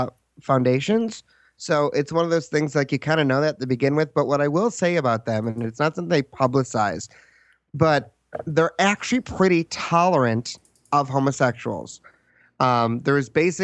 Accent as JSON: {"language": "English", "country": "United States", "said": "as an American"}